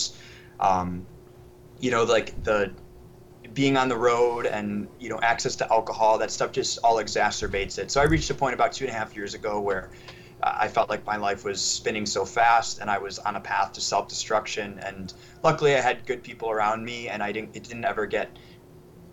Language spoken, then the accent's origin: English; Chicago suburbs, Illinois, United States; I grew up in the Chicago suburbs